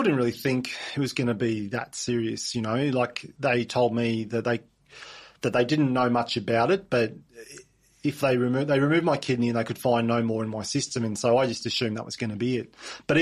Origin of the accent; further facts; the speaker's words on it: Mount Isa, Queensland, Australia; I was born in Mount Isa, and we spent, you know, through end of primary school, start of high school, and in growing up in Mount Isa as well.